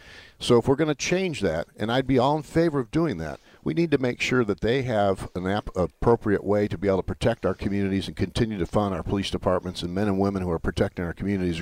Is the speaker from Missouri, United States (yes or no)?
yes; St. Louis, Missouri, United States; That's the way I was raised from there in St. Louis.